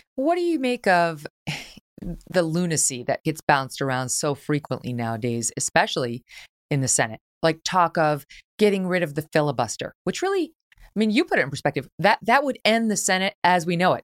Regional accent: New York, United States; moved away as an adult; now in Connecticut, United States; I spent most of my fifty-one years as a New Yorker, not New York City, but some of those years, twenty years in New York City.

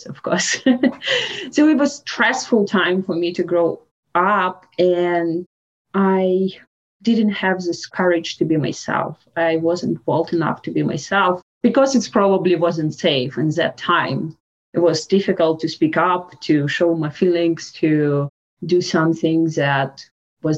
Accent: Russia; English is a second language; moved away as an adult; now in Canada; growing up in Russia, my childhood was in 19th in Russia

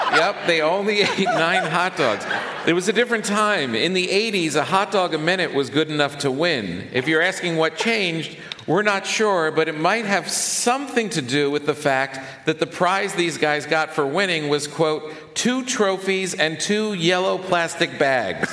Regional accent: New York City, New York, United States; as a New Yorker

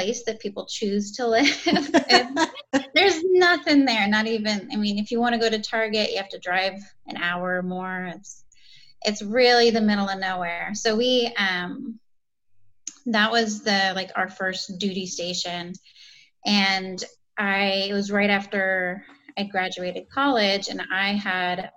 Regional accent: Winterset, Iowa, United States; now in North Carolina, United States; I grew up in Iowa in a small town called Winterset

